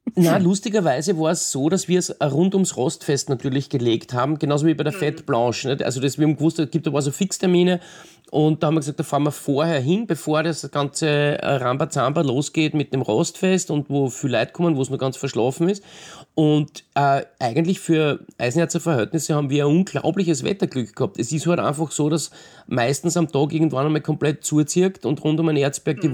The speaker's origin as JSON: {"language": "German", "country": "Austria", "tie": "born or raised there", "said": "ich bin selber in die Berge aufgewachsen"}